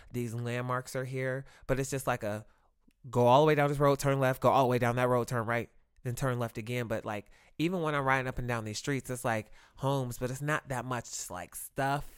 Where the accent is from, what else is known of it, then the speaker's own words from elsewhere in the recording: Ohio, United States; moved away; we're from Ohio.